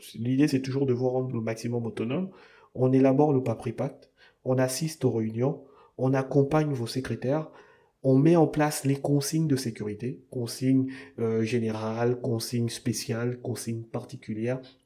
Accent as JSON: {"language": "French", "country": "Gabon", "said": "chez nous au Gabon, on est une jeune démocratie, un jeune pays"}